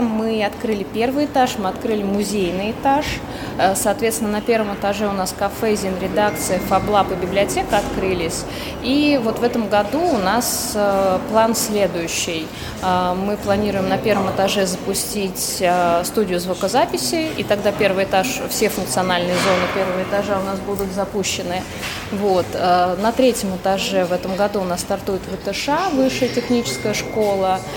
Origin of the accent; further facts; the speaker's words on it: Tula Oblast, Russia; moved away; я, например, сама родилась в Тульской области, не в Туле, правда, в маленьком городке в Тульской области, потом так получилось, что переехала, там учеба, работа